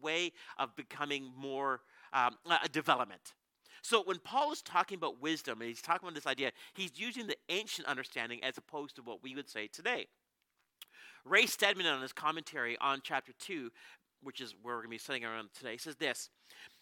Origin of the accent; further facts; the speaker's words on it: Canada; We're from Canada.